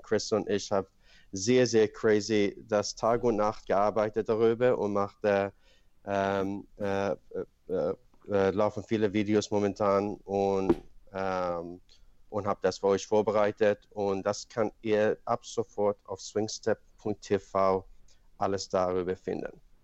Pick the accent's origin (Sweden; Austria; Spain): Sweden; German is a second language; moved away as an adult; also born or lived in Iran / Paris, France; now in Germany; ich bin in Schweden aufgewachsen